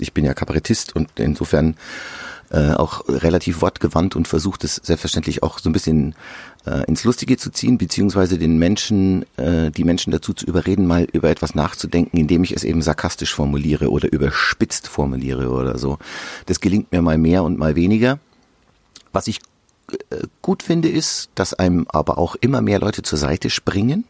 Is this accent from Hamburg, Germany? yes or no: no; Amberg, Bavaria, Germany; in meiner Heimat in der Oberpfalz in Amberg